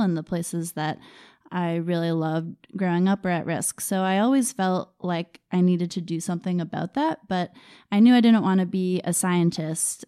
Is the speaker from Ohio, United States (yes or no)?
no; Maine, United States; I grew up in Maine